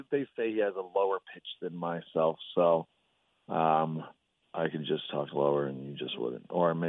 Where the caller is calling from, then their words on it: Santa Clarita, California, United States; Santa Clarita, California.